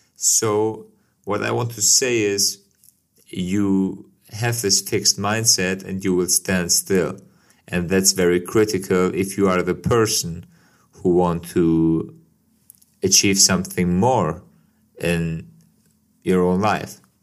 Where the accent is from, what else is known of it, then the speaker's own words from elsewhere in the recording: Kosovo; now in Germany; my life as a guy who moved to Germany from Kosovo